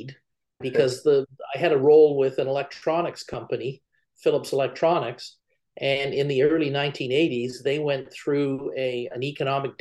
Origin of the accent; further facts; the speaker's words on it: Canada; I was originally from Canada and I was living in Canada at the time.